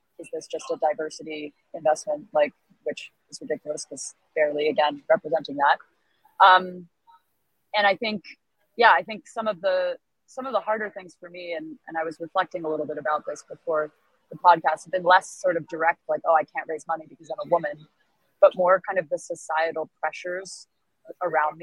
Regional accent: United States; I'm white and American

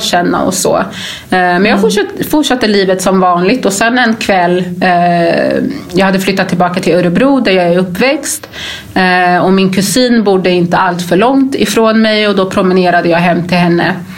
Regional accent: Gambia; now in Sweden; jag är ju ursprungligen från Gambia

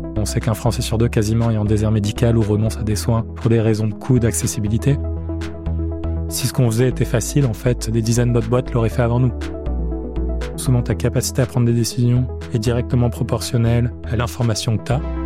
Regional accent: Marseille, Provence-Alpes-Côte d'Azur, France; moved away as an adult; je suis né, j'ai grandi à Marseille

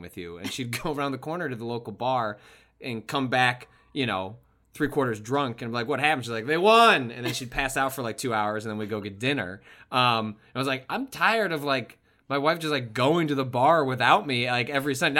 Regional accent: Chicago, Illinois, United States; I grew up in the Chicagoland area

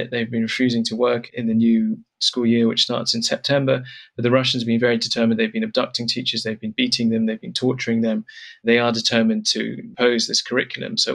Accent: United Kingdom; It's been very interesting as a British journalist meeting the Ukrainian military.

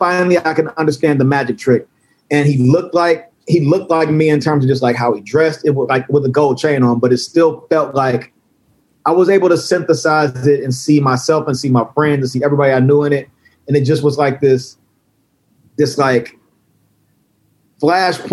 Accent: Cincinnati, Ohio, United States; I'm from Cincinnati, Ohio, and Cincinnati, Ohio was basically a southern city

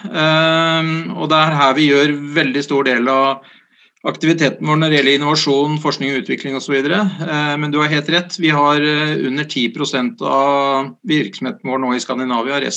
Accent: Sandefjord, Vestfold, Norway; Det er helt riktig. Eh, jeg er født i Sandefjord

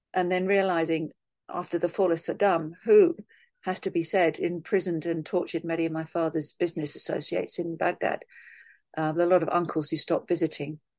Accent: London, United Kingdom; Part of me wants to say, "Well, London

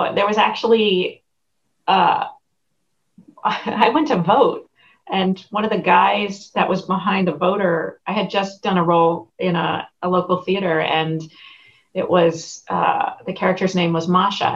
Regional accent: New York, United States; moved away; also born or lived in Connecticut; I grew up in New York and then we moved to a small town in Connecticut

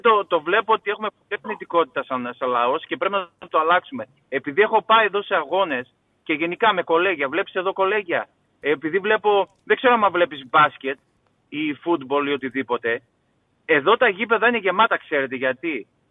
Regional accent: Greece; now in Kansas, United States; Εμείς οι Έλληνες

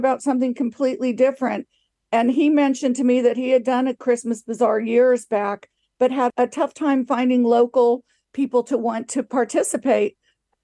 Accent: United States; accent: American; moved away as an adult; now in Twickenham, United Kingdom; I'm American, as you can tell by the accent, but I moved here. I got married to a British man and moved here 22 years ago

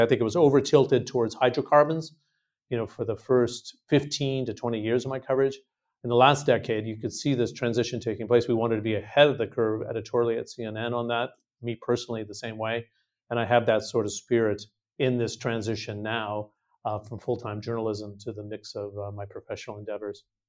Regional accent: California, United States; I'm from California.

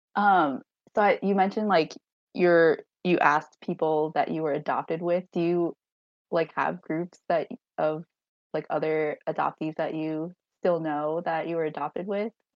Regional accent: Long Island, New York, United States; also born or lived in Hangzhou, China; Now I live on Long Island where I grew up

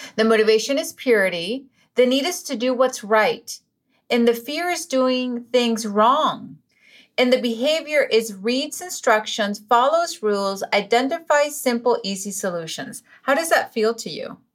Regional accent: Venezuela; English is a second language; moved away; I was born in Venezuela, so English is my second language

